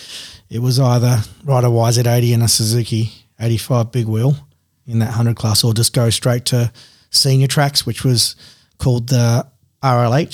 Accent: Rockingham, Western Australia, Australia; pretty much we were raised in Rockingham

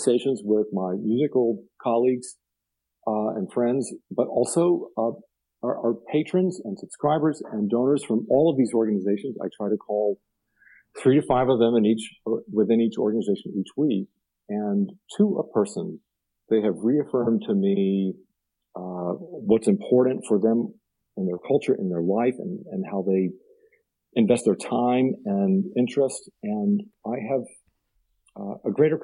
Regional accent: Blue Ridge Mountains of Virginia, United States; I grew up in near the Blue Ridge Mountains of Virginia

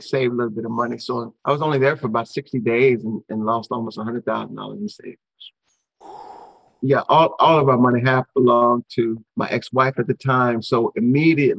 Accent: Detroit, Michigan, United States; I'm from Detroit

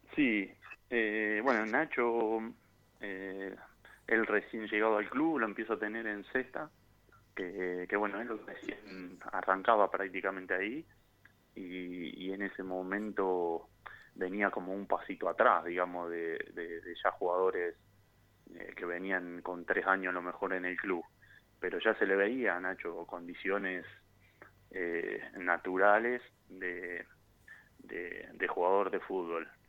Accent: Santa Eufemia, Córdoba, Argentina; moved away; also born or lived in Rosario; yo soy de un pueblito Santa Eufemia, provincia de Córdoba, un pueblo muy chiquito al sur de Córdoba

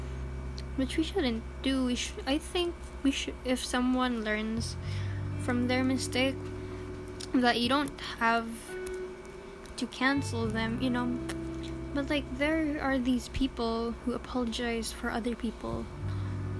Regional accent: Philippines; Being a Filipino teen is hard. Because, okay. I'm living a middle class life in a third world country.

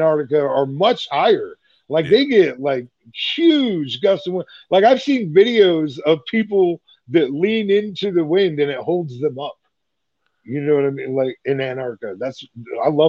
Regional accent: Iowa, United States; moved away; I'm from Iowa

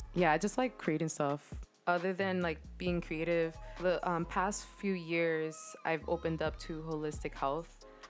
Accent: Boston, Massachusetts, United States; I was born and raised in Boston

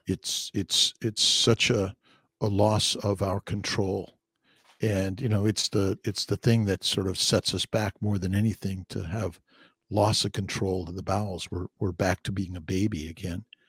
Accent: Los Angeles, California, United States; I'm from Los Angeles

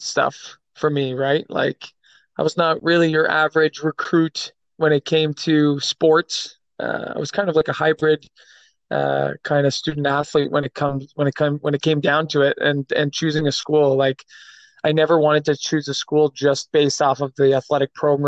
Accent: Ottawa, Ontario, Canada; born and raised in Ottawa, Ontario

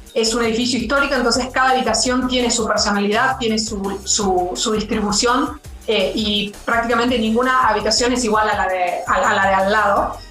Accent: Argentina; now in Mexico City, Mexico; yo soy argentina

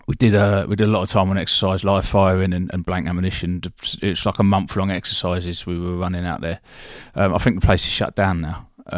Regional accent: Eastbourne, South East England, United Kingdom; So I'm originally from Eastbourne, which is, for lots of people don't really know where Eastbourne is, but it's just along the coast from Brighton, not far, half an hour from Brighton.

